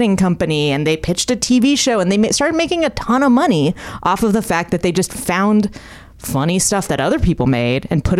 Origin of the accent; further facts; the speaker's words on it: Bay Area, California, United States; moved away; I'm from the Bay Area.